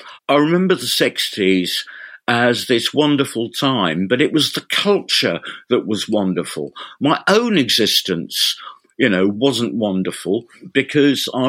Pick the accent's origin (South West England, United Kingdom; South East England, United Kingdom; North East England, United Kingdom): South East England, United Kingdom; Reading; moved away as an adult; also born or lived in London; now in Ipswich, United Kingdom; I was born in London, raised in Reading, and I didn't get to get out of Reading and back to London until I was nearly 20.